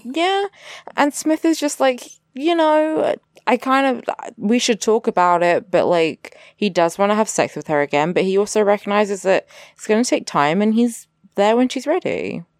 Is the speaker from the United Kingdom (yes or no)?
yes; England, United Kingdom; I'm English